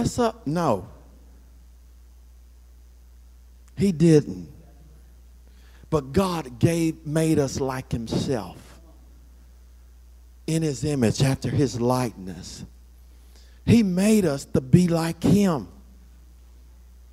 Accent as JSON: {"language": "English", "region": "Florida", "country": "United States", "tie": "born or raised there", "said": "I grew up in Florida"}